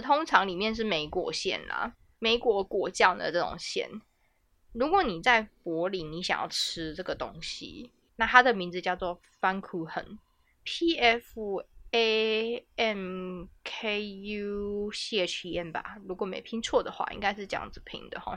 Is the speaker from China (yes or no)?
no; Taiwan; also born or lived in Berlin, Germany; 我们台湾人